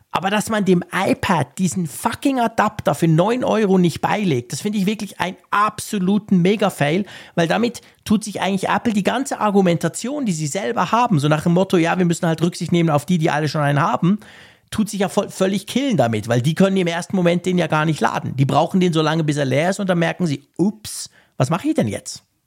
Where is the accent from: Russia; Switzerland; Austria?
Switzerland; Bei uns in der Schweiz